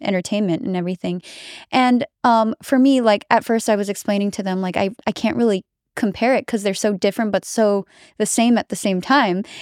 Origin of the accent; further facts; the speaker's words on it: Philippines; now in United States; I am American and I grew up in America, I've spent more time in the Philippines